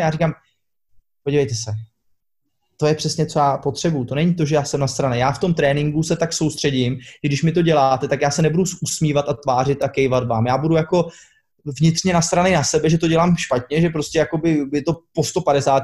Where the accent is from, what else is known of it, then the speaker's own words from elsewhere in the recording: Czechia; moved away as an adult; now in Slovenia; z Česka